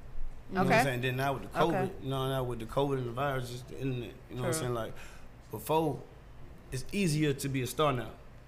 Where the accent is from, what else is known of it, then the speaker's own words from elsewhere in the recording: Savannah, Georgia, United States; also born or lived in New York / Atlanta; I'm from New York. I'm born in New York. I'm from Savannah, Georgia, but I'm born in New York.